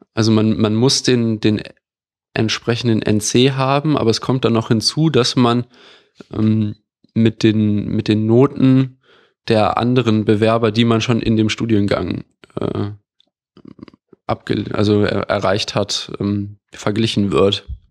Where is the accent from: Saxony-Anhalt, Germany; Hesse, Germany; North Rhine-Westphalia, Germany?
North Rhine-Westphalia, Germany; Düsseldorf; moved away as an adult; also born or lived in Bonn / Madrid; now in Berlin, Germany; ich komme aus Düsseldorf